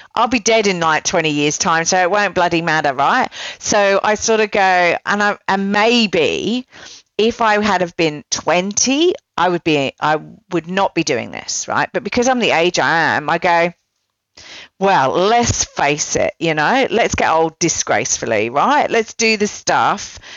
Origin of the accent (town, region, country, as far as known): United Kingdom